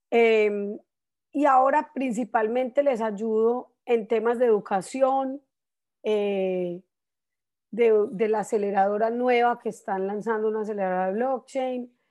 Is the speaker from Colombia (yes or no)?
yes; Colombia; now in United States; yo llegué a Estados Unidos de Colombia en un momento muy especial acá.